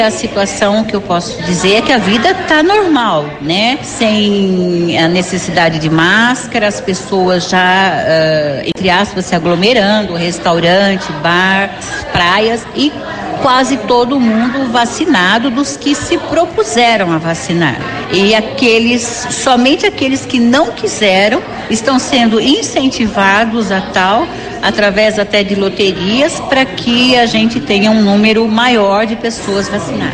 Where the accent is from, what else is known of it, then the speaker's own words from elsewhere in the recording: Americana, São Paulo, Brazil; now in Florida, United States; hoje aqui em Americana, que é minha cidade natal